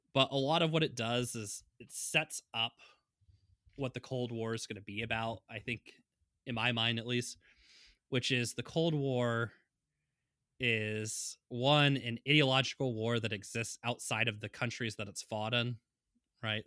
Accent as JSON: {"language": "English", "country": "United States", "said": "as an American"}